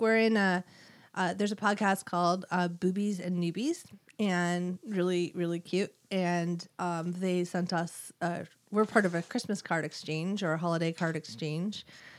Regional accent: Winfield, New Jersey, United States; I am from Winfield, New Jersey.

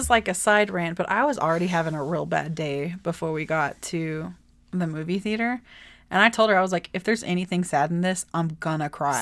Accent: Texas, United States; I'm from Texas

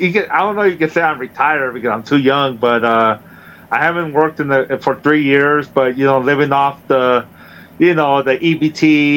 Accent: Chula Vista, California, United States; now in Temecula, United States; I grew up in Chula Vista, California, in San Diego. You know, I come from a big family. I'm the third of six.

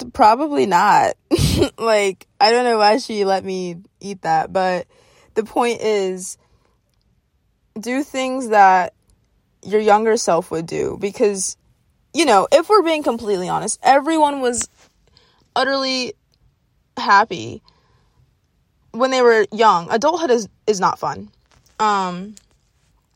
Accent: Jacksonville, Florida, United States; I grew up in Jacksonville. And then I moved out to, like, this country area

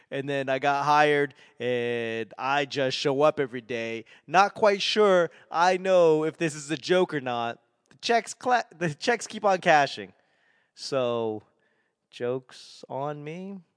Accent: Boston, Massachusetts, United States; accent: Boston; I have to remember Nevada is not the way I want to say it because that's so Boston.

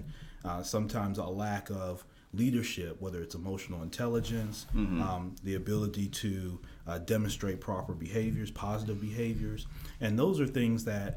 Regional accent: Memphis, Tennessee, United States; also born or lived in Chicago; I'm from Memphis, Tennessee. I was actually born in Chicago, moved down here when I was young.

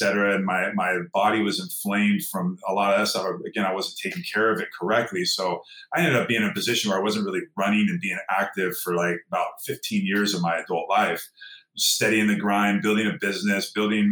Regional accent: Downey, California, United States; I grew up in Southern California here in a little town called Downey, just outside of East

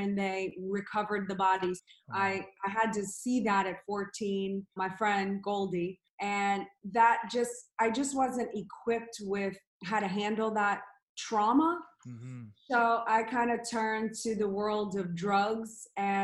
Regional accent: New Orleans, Louisiana, United States; I grew up in New Orleans, Louisiana

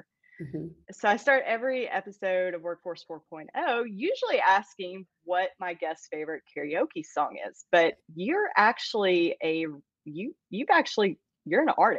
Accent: Campbellsville, Kentucky, United States; So I was born in Campbellsville, Kentucky.

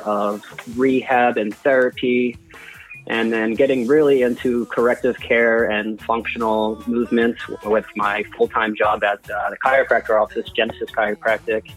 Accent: Hatboro, Pennsylvania, United States; grew up in a house in Hatboro

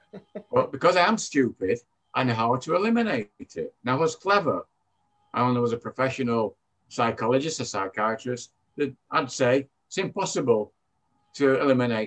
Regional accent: Manchester, North West England, United Kingdom; accent: British; as you can tell from my accent, I'm British. I came from Manchester, England. I grew up in a what you call humble background

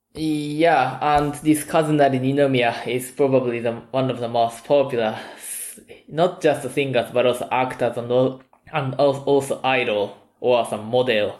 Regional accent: Kyoto, Japan; English is a second language; moved away as an adult; now in Tampere, Finland; I'm originally from Kyoto, which is the old capital.

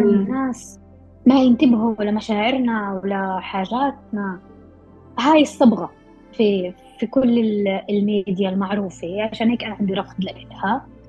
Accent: Palestine; احنا كمجتمع أو كفلسطينية محتلين

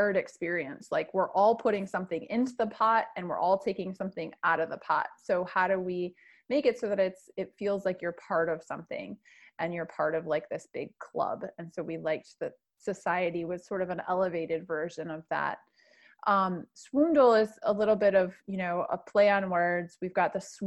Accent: Michigan, United States; moved away; I'm originally from Michigan

